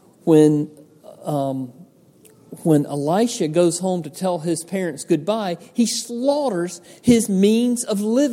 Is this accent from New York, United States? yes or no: no; Georgia, United States; I grew up in Georgia out in the country